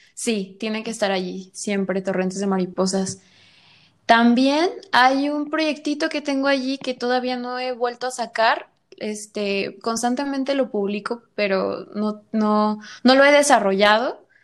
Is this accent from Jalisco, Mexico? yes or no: yes; Guadalajara, Jalisco, Mexico; soy de Guadalajara y actualmente este, estoy en Guadalajara